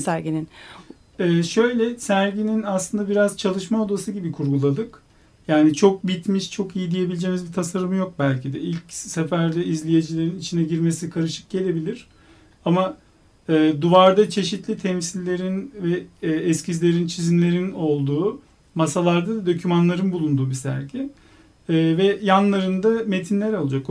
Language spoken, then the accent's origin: Turkish; Istanbul, Turkey; moved away as an adult; also born or lived in Ankara; now in Izmir, Turkey; 2009 ee, Eylül'den beri İstanbul'da yaşamıyorum. İstanbulluyum